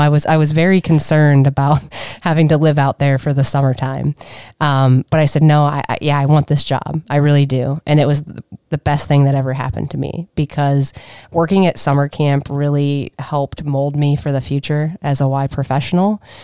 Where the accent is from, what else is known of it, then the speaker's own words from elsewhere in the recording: Minerva, Ohio, United States; I grew up in Minerva, small little town